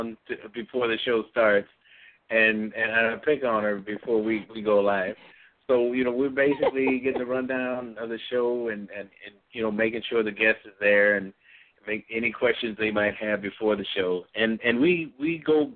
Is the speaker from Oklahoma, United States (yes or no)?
no; Bradley, Illinois, United States; Bradley, Illinois, my hometown, close to where I was raised up.